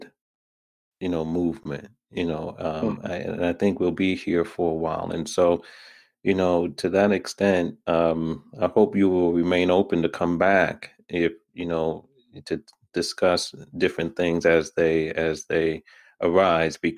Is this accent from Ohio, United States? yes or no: no; New York, United States; moved away as an adult; also born or lived in Washington, D.C. area; I'm from New York, born in New York, raised in New York